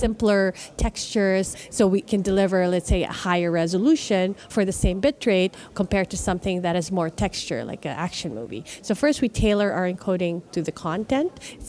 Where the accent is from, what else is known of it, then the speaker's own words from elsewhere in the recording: Philippines; moved away; I'm originally from the Philippines